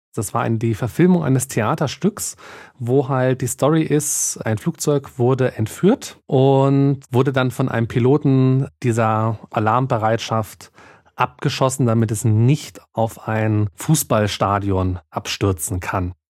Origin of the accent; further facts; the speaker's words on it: Bavaria, Germany; hier bei uns in Bayern